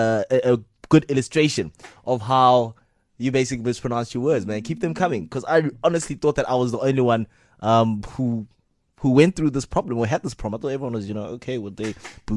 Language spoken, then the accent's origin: English; Eastern Cape, South Africa; first language Xhosa; English is a second language; I'm Xhosa, right? I'm Xhosa from the Eastern Cape, and English is not my home language. I never spoke English at home